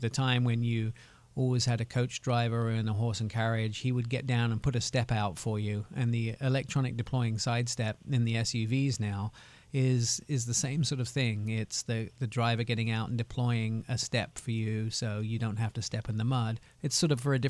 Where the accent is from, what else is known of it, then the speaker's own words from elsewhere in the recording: Germany; now in United States; I also grew up in Germany.